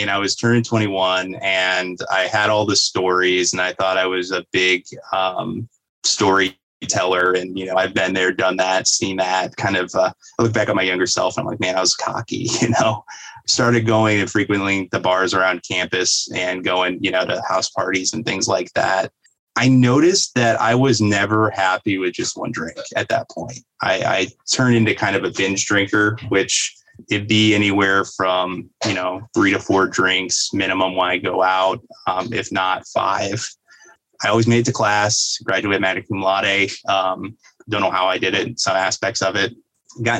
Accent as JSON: {"language": "English", "town": "Fort Wayne", "region": "Indiana", "country": "United States", "said": "I'm from Northeast Indiana. I was born in Fort Wayne, Indiana, went to school down in Indianapolis for a period of time, and then eventually moved back up here"}